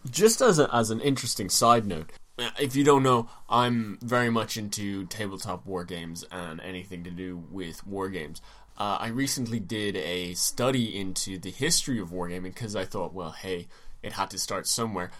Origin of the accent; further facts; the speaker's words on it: Ireland; We're Irish.